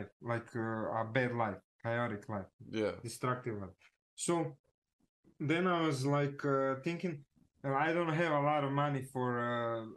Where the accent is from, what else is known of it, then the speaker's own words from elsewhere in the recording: Zagreb, City of Zagreb, Croatia; I'm from Zagreb, right? It's like Croatia